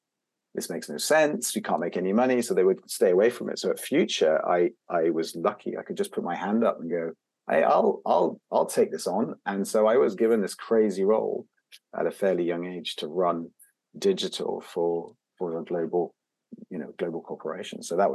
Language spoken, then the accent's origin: English; Belgium; but I grew up, I didn't grow up in the UK. I grew up in Belgium, and I grew up in an international environment. So my mother's French. Mm-hmm. My father's British